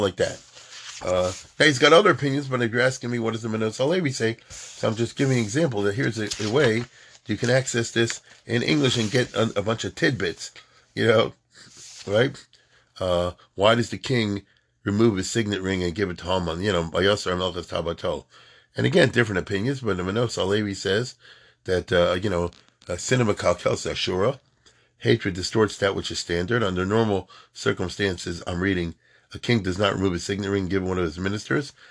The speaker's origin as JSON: {"language": "English", "country": "United States", "tie": "born or raised there", "said": "we were born in America, but our parents came not that long before from Europe after the Holocaust"}